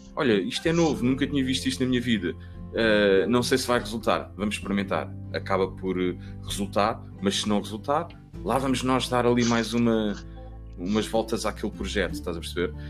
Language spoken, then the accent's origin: Portuguese; Cascais, Lisbon, Portugal; Eu nasci em Lisboa, vim logo, vim logo para Carcavelos, e... mas a minha avó vive em Cascais e eu passei muito tempo entre Cascais e Carcavelos